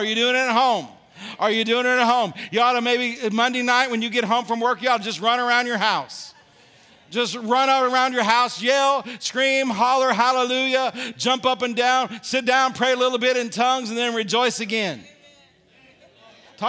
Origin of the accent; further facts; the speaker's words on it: Illinois, United States; When I grew up in the Midwest in Illinois